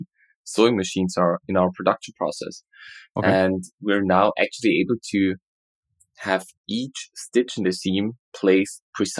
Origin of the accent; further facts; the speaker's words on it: Austria; I'm from Austria.